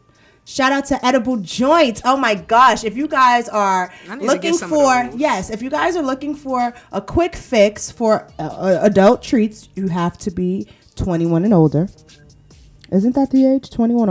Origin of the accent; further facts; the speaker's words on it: Brooklyn, New York, United States; I'm from Brooklyn.